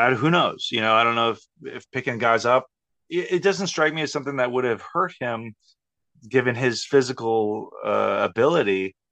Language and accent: English; Texas, United States; growing up in Texas.